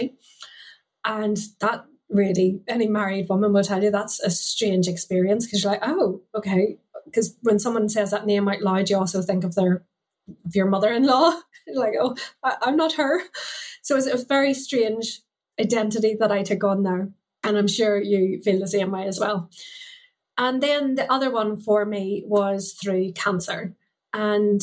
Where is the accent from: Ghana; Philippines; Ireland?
Ireland; as a Catholic growing up in Ireland, I went to a convent school